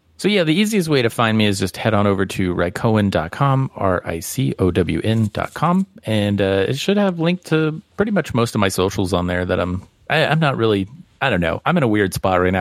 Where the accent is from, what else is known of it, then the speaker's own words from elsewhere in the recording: Midwest, United States; I grew up in the Midwest